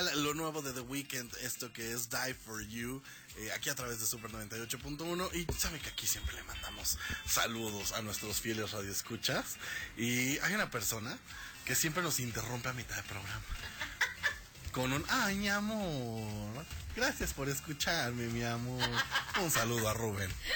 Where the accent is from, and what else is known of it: Mexico